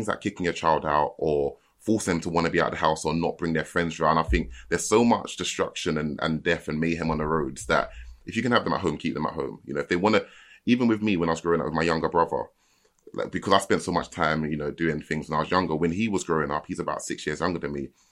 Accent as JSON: {"language": "English", "region": "London", "country": "United Kingdom", "tie": "born or raised there", "said": "I'm from Lewisham, but I wasn't like in the center of Lewisham"}